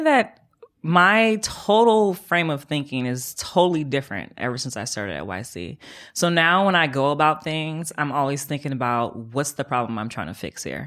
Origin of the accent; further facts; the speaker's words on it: Oakland, California, United States; also born or lived in Atlanta; I moved back from Atlanta home to Oakland.